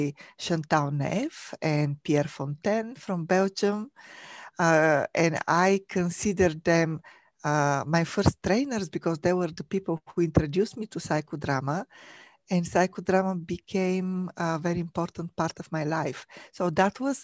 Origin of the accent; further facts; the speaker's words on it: Bulgaria; moved away as an adult; now in United States; I was born and raised in Bulgaria, in Europe.